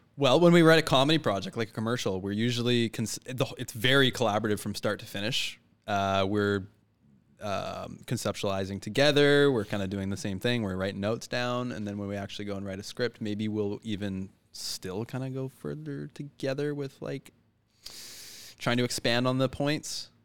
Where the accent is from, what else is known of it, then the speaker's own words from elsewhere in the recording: Richmond, British Columbia, Canada; Born and raised in Richmond, where it was, uh, not so perfect.